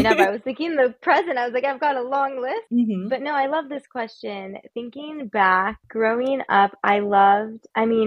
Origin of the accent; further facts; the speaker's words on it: California, United States; moved away as an adult; also born or lived in Santa Barbara / San Francisco; I grew up in California, and that was basically where I lived until I ventured abroad